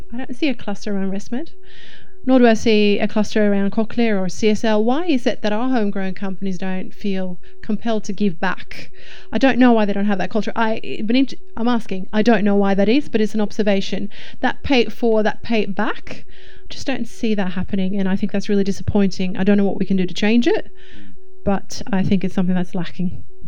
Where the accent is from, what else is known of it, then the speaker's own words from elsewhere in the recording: Sweden; now in Australia; Sweden, which is my my home country